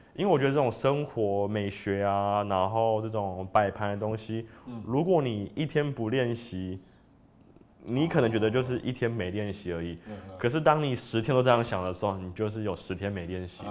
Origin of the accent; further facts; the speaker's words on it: Taiwan; moved away as an adult; also born or lived in France; 就是一个台湾人